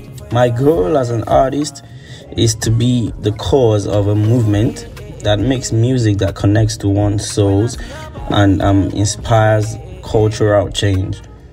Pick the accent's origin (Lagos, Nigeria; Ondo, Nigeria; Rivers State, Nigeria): Lagos, Nigeria; I am from Nigeria, and I was born in Lagos, Nigeria.